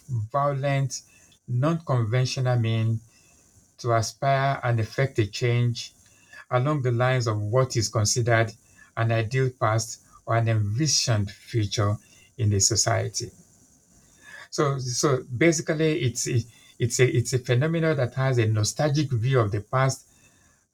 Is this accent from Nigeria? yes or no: yes; Nigeria; now in London, United Kingdom; I'm a Nigerian by birth. I'm Yoruba by ethnicity